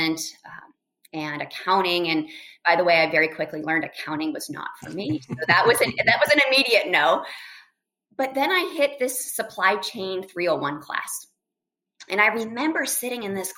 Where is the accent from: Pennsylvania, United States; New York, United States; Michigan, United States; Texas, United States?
Pennsylvania, United States; central; I grew up in very rural, small town, central Pennsylvania